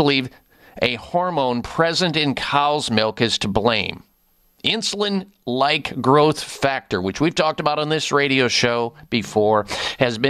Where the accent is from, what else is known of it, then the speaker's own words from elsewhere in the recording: Midwest, United States; growing up in the Midwest